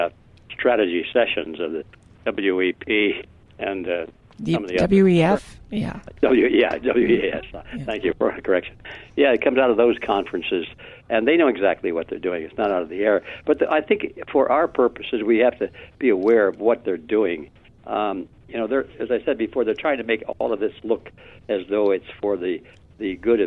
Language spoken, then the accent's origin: English; Detroit, Michigan, United States; Detroit. It wasn't the best part of town, but at least we had a roof